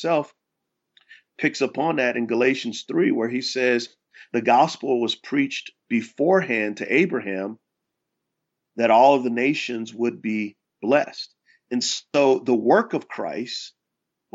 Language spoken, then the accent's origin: English; San Antonio, Texas, United States; moved away as an adult; now in Charlotte, United States; I was from San Antonio, Texas.